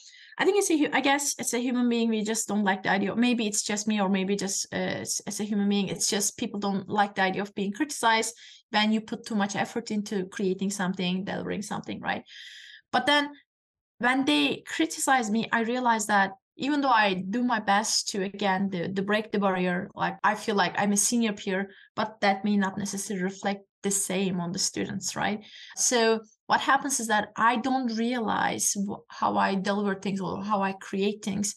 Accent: Turkey; now in United States; And I'm just explaining that Turkish culture, I'm from Turkey, by the way.

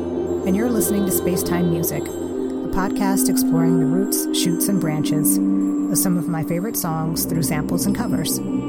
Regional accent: United States; now in Iceland; as an American living in Iceland.

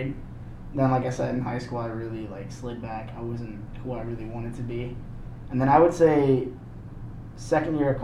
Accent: Maine, United States; I was born and raised in Maine

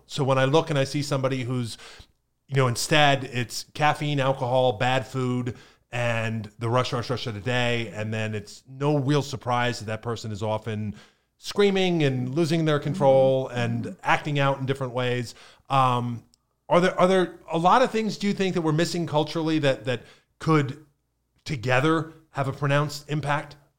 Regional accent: Pennsylvania, United States; now in Florida, United States; growing up in Pennsylvania in the 80s and 90s

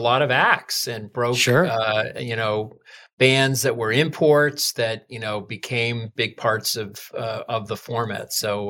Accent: Massachusetts, United States; I interned in Boston radio at a news talk station where I went to high school

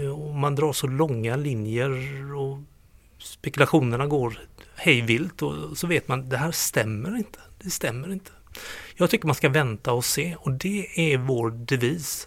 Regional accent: Gothenburg, Västra Götaland, Sweden; moved away as an adult; now in Skåne, Sweden; Jag är göteborgare i skånsk exil sedan över 30 år

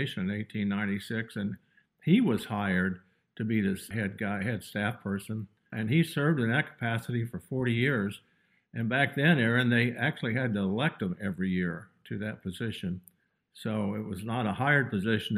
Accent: Geneseo, Kansas, United States; also born or lived in Lyons, Kansas / Nashville, Tennessee; I'm a Kansas born and bred kid from Rice County. I was born in Lyons, Kansas, hometown of Geneseo

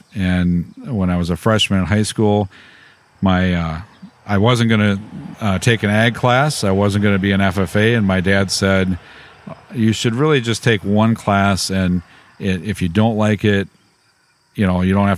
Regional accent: Hillsboro, Wisconsin, United States; I grew up by Hillsboro, Wisconsin, a small little town

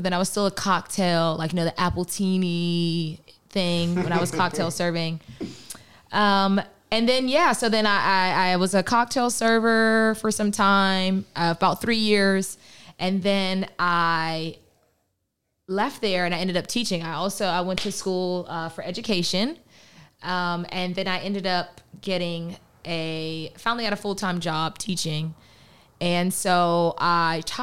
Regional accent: Pittsburgh, Pennsylvania, United States; also born or lived in Philadelphia; I am from Pittsburgh, Pennsylvania, the great 412, the city of bridges, the black and yellow

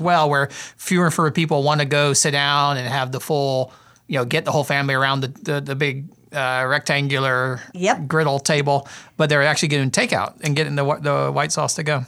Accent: South Carolina, United States; I grew up in South Carolina

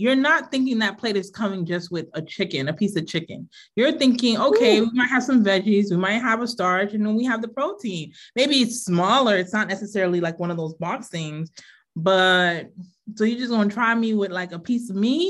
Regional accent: Florida, United States; now in Waltham, United States; I grew up in Florida

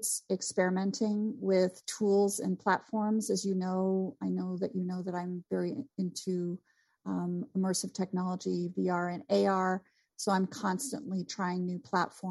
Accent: Vermont, United States; moved away as an adult; also born or lived in St. Louis, Missouri; I came from Vermont

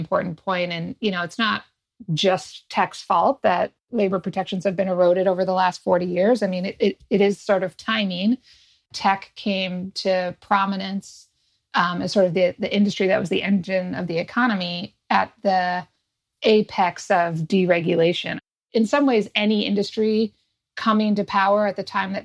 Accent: outside of Detroit, Michigan, United States; I grew up outside of Detroit in the 80s

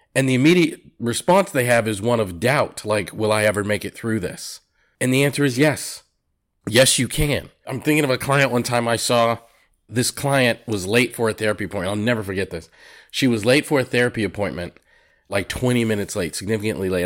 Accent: Massachusetts, United States; growing up in Massachusetts

